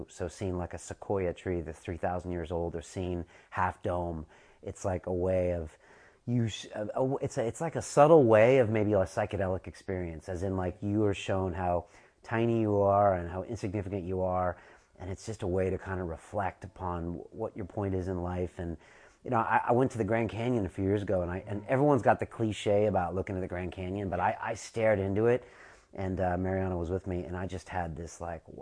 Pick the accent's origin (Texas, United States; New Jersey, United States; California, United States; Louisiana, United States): California, United States; you know, I'm from Southern California, but I chose to come to San Francisco for a bunch of reasons.